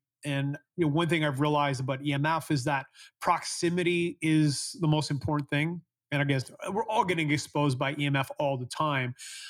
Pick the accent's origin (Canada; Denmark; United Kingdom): Canada; I'm from Canada, so as a kid, in the winter, we used to sleep with 5 or 6 blankets on top of us because it was really cold at night.